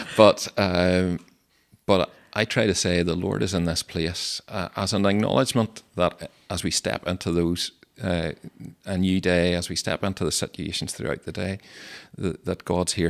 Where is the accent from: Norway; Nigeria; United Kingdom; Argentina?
United Kingdom; Stewartstown, Northern Ireland; I grew up in Sturchtown in County Tyrone